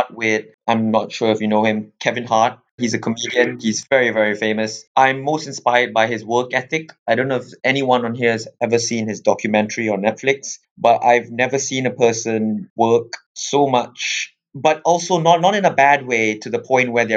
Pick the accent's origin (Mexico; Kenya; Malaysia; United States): Malaysia; moved away as an adult; now in England; I'm originally from Malaysia, and I came over to England back in 2011.